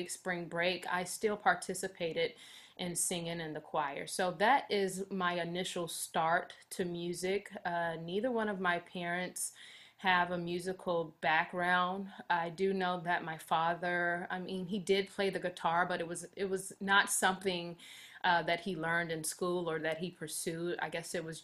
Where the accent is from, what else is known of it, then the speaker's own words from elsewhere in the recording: Richmond, Virginia, United States; now in Auburn, United States; I am originally from Richmond, Virginia